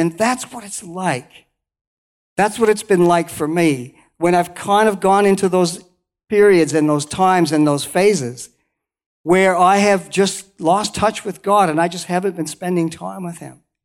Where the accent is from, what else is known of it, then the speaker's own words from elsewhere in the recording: Canada; moved away as an adult; also born or lived in Banff, Alberta; now in New Zealand; I was born in Canada, uh, the, right in the middle of Canada, around the lakes